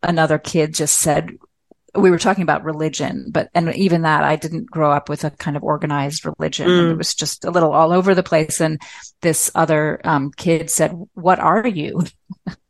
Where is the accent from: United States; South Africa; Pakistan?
United States; Newton, Massachusetts; born or raised there; moved away as an adult; also born or lived in Malawi / Myanmar